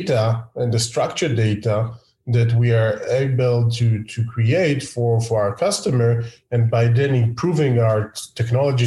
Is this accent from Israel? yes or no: yes; Israel; I'm from Israel